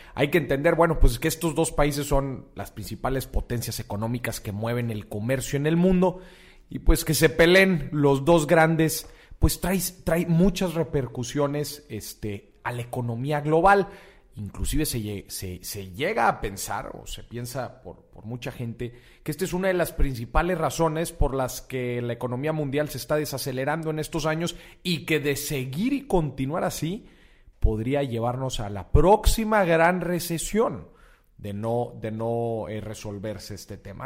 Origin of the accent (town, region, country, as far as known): Mexico